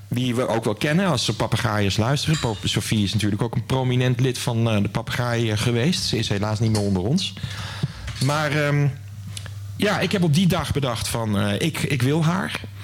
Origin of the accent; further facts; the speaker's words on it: 's-Hertogenbosch, North Brabant, Netherlands; moved away as an adult; also born or lived in Waalwijk / Groningen; ik ben geboren in Den Bosch. Ik kom uit Brabant